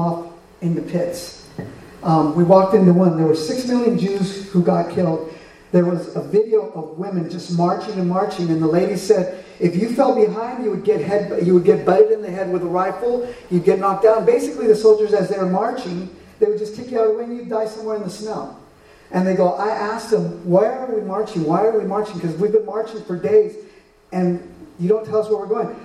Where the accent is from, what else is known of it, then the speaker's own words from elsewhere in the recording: United States; I'm from America, but my dad is from Mexico